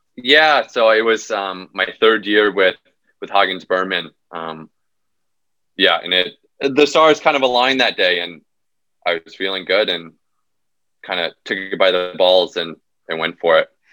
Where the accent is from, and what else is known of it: United States; born or raised there